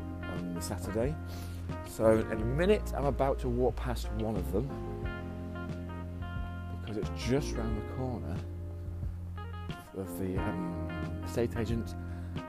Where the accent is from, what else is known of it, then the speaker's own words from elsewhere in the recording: England, United Kingdom; I'm from England